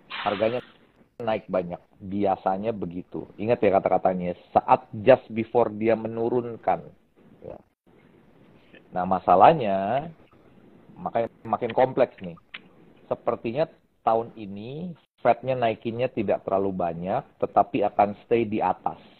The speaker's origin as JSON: {"language": "Indonesian", "country": "Indonesia", "said": "kalau ditanya inflation di Indonesia seperti apa, kita bisa merasakan karena kita orang Indonesia dan kita tinggal di Indonesia."}